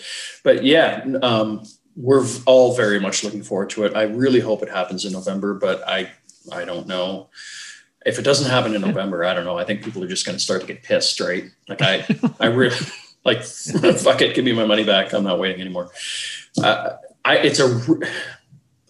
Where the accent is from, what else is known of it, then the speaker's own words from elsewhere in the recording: Canada; we're Canadian